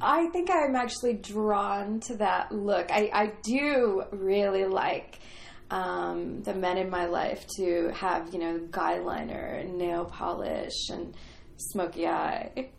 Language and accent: English; Canada; moved away as an adult; also born or lived in Toronto; now in Los Angeles, United States; I was one of your neighbors to the north.